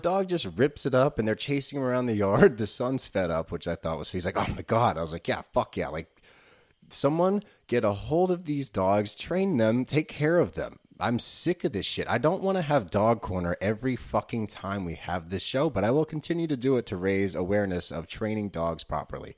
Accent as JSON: {"language": "English", "town": "Philadelphia", "region": "Pennsylvania", "country": "United States", "said": "we're from Philly, dude."}